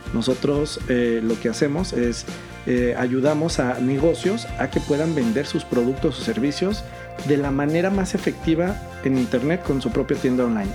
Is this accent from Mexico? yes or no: yes; Mexico; Yo soy mexicano, eh, ciudadano del mundo, nacido en México y muy orgulloso mexicano